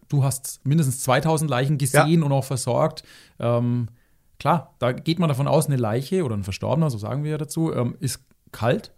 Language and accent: German; Germany; hier bei uns in Deutschland